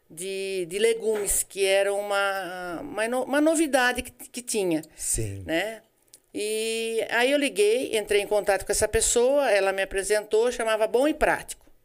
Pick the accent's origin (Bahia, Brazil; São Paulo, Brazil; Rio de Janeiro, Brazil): São Paulo, Brazil; Araras; eu sou de Araras, eu trabalhava na imobiliária com meu irmão lá. Quando eu casei, eu mudei para cá.